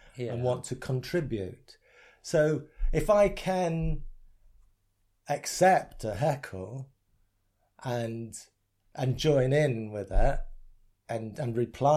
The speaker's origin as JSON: {"language": "English", "area": "Essex", "region": "East of England", "country": "United Kingdom", "tie": "born or raised there", "said": "growing up in Essex"}